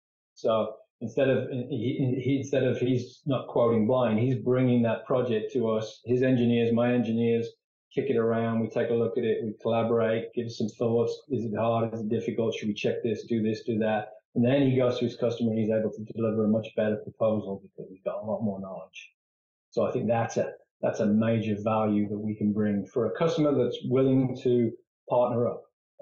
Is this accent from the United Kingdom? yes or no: yes; England, United Kingdom; moved away as an adult; now in United States; I think I told you that I came over from England. One of the reasons I left England was engineering and manufacturing was just in decline, and I saw a limited future there.